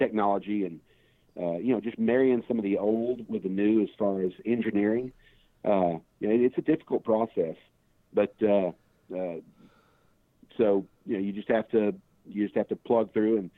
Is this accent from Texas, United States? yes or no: yes; Fort Worth, Texas, United States; I came from Castleberry High School in Fort Worth